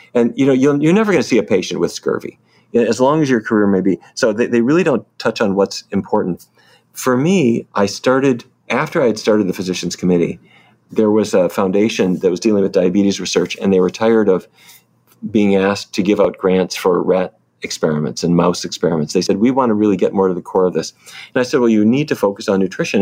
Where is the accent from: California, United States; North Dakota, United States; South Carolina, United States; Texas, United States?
North Dakota, United States; Fargo; moved away; I grew up in North Dakota